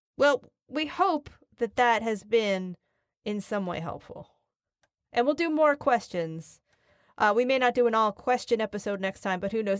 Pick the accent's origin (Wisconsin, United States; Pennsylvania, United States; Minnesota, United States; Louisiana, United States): Pennsylvania, United States; Philadelphia; now in New York, United States; I live in New York, but I come from, you know, I come from Northeast Philadelphia